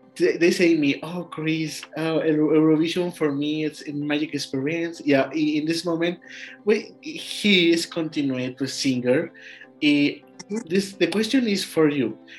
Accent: Mexico; English is a second language; I, am from Mexico.

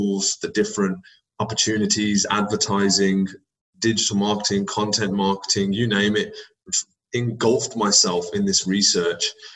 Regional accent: Birmingham, West Midlands, United Kingdom; also born or lived in United States; in my hometown, in my city

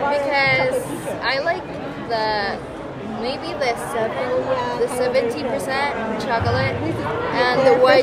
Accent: Bogotá, Colombia; English is a second language; Oh, from Colombia. We're in Bogota.

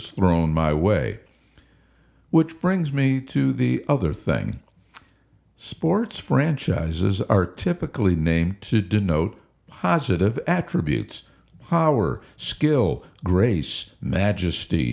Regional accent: Cleveland, Ohio, United States; my hometown Cleveland

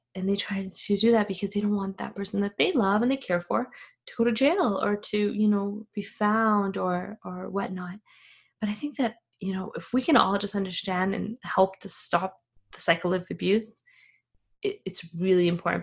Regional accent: Afghanistan; moved away; I am from Afghanistan.

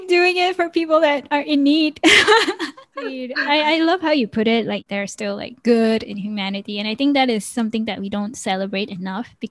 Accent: Malaysia; I'm, you know, from Malaysia and I'm Malaysian Chinese.

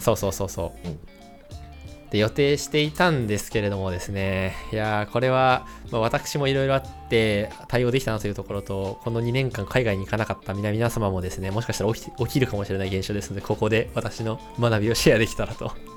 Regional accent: Tochigi, Japan; moved away; 俺の田舎栃木県、あの、地元、実家栃木県なんですけども

